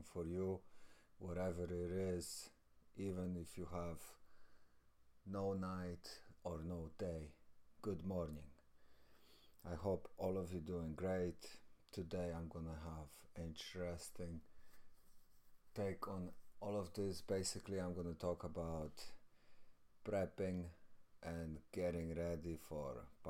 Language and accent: English; Poland; I'm from Poland